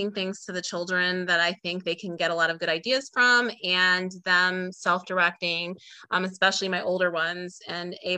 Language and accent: English; Illinois, United States; now in Georgia, United States; I'm from Illinois, the Midwest. I live in Georgia outside of Atlanta